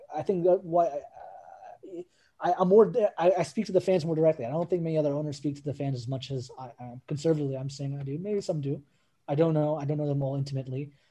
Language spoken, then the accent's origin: English; United States; i grew up in America